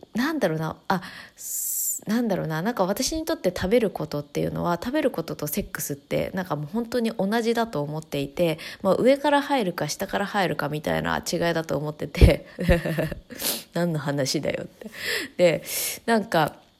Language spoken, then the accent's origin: Japanese; Tokyo, Japan; moved away as an adult; now in Chiba, Japan; 私は東京で育って